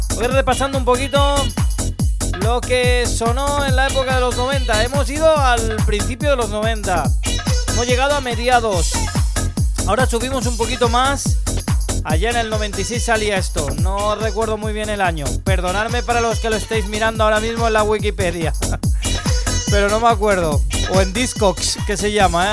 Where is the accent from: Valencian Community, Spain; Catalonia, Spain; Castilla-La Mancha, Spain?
Valencian Community, Spain; Valencia; en Valencia, en mi tierra